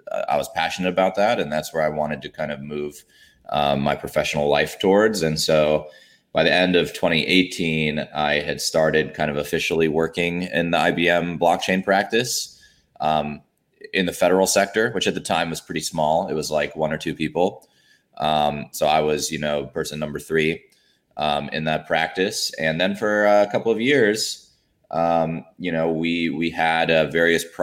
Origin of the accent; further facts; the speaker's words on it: Alabama, United States; moved away as an adult; also born or lived in Washington, D.C.; now in Atlanta, United States; I grew up down south in Alabama, and then you know for school I went up to D.C.